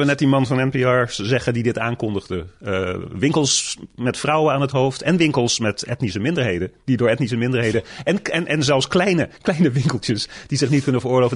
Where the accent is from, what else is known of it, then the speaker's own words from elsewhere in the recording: Netherlands; moved away as an adult; now in United States; toen ik opgroeide in Nederland